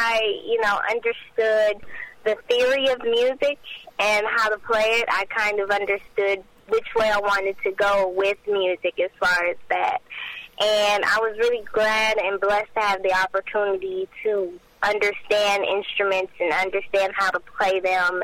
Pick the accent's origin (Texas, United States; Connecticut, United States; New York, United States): Texas, United States; Port Arthur; I'm 18 years old, and I'm from Port Arthur, Texas